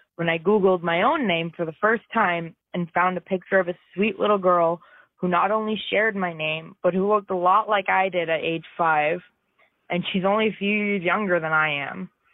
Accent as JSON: {"language": "English", "region": "Ontario", "country": "Canada", "tie": "born or raised there", "said": "Though I'm born and raised in Ontario, my blood is firmly from the Maritimes"}